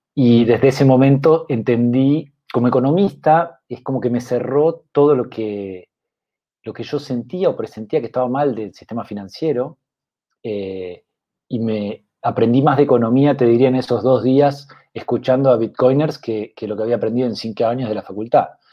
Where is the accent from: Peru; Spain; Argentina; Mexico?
Argentina; also born or lived in England; yo soy eh, argentino, economista